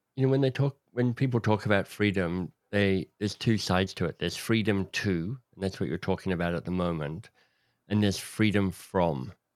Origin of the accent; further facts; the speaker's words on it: Australia; I don't wanna live in England 'cause I'm Australian